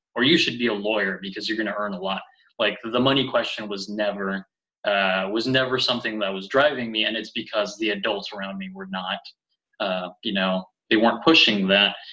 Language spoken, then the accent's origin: English; California, United States; first language Spanish; moved away; I grew up in California, and both of my parents are from Mexico.